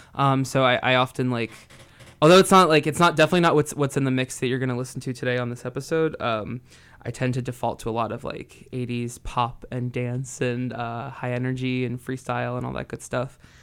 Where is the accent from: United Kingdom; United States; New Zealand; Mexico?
United States; New Jersey; moved away as an adult; also born or lived in Santa Cruz; now in San Francisco, United States; I grew up in New Jersey and I have lived in San Francisco for the last eight years